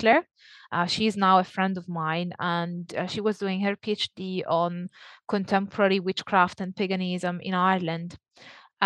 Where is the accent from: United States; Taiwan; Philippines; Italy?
Italy; accent: Italian; moved away as an adult; also born or lived in Naples, Italy / Leeds, United Kingdom; if that wasn't clear from my accent, I'm Italian.